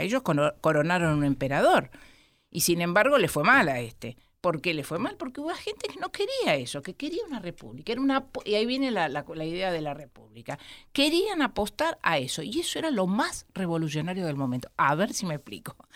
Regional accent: Argentina; first language Spanish; somos los argentinos

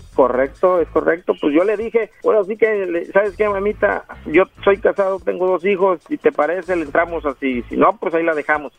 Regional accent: Mexico; moved away as an adult; now in Los Angeles, United States; Yo soy mexicano de Gusto, Colorado

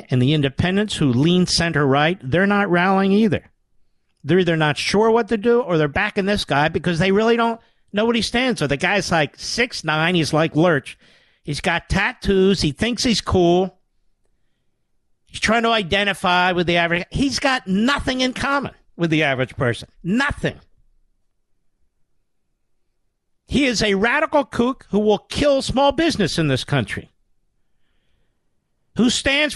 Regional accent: Pennsylvania, United States; I'm from Pennsylvania

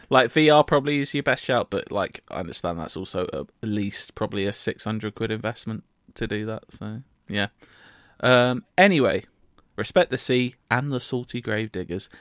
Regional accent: United Kingdom; I'm British

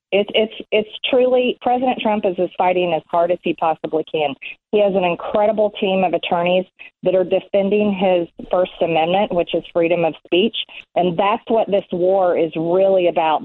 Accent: Georgia, United States; Georgia, my home state

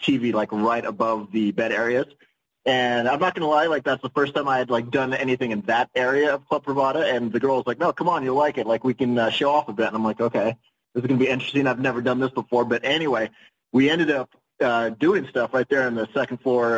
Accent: Los Gatos, California, United States; also born or lived in San Diego, California; But yeah, the San Francisco Bay Area in California is where I did most of my growing up, although I was originally born in San Diego.

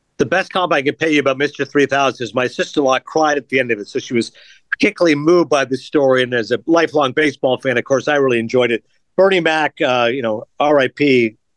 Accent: Toronto, Ontario, Canada; my hometown of Toronto

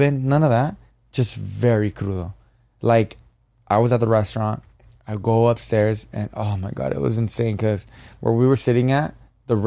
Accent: Jalisco, Mexico; now in Los Angeles, United States; I'm from Jalisco

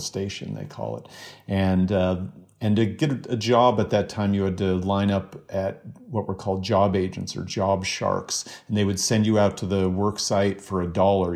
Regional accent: Spokane, Washington, United States; Spokane, Washington, my hometown.

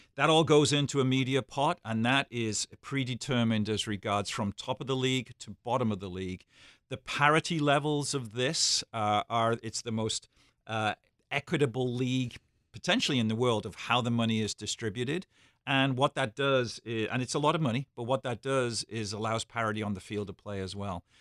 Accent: Liverpool, North West England, United Kingdom; being born and bred in Liverpool as I am

